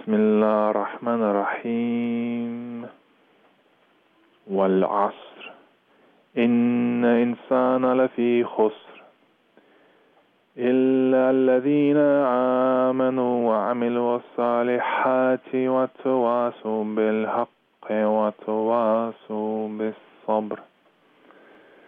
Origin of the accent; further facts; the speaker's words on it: Manchester, North West England, United Kingdom; I'm from Manchester